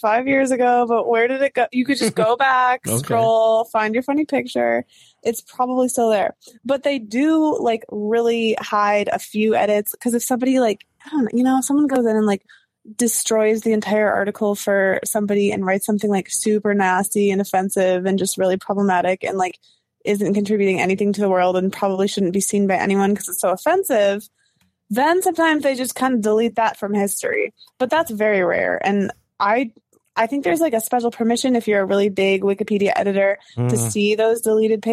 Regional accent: Michigan, United States; I am from Michigan

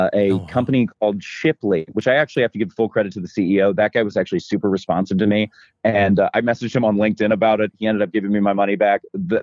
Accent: Midwest, United States; Thankfully, I'm from the Midwest, and there's a few things that you can make me do that I don't want to.

